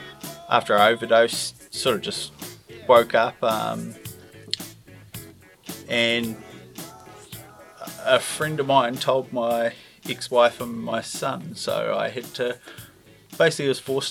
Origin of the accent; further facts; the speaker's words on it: Invercargill, Southland, New Zealand; accent: Southland R; also born or lived in Wellington; I work in the Mahana team. I'm originally from Wellington, but yeah, Invercargill's been home for most of my life.